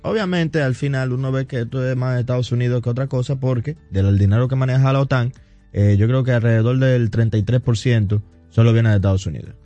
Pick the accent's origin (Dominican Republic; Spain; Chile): Dominican Republic; nosotros como dominicanos